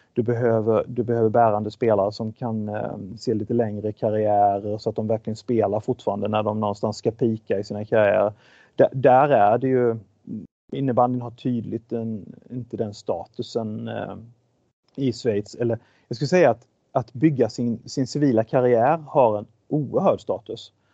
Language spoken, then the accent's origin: Swedish; Sweden; moved away as an adult; also born or lived in Malmö, Sweden / Switzerland; Jag kom ju dessutom från Sverige